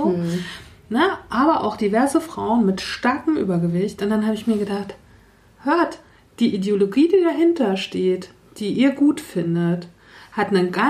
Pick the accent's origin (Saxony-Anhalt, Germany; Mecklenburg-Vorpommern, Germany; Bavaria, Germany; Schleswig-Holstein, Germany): Mecklenburg-Vorpommern, Germany; aus Mecklenburg-Vorpommern